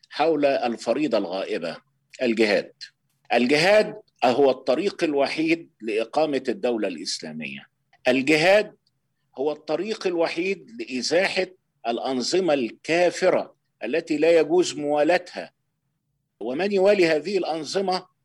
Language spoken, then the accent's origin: Arabic; Kafr el-Dawwar, Beheira, Egypt; من جماعه الاخوان في بلدتنا يعني بلد اسمها كفر الدوار محافظه البحيره بجوار اسكندريه من على بعد 20 كيلو من اسكندريه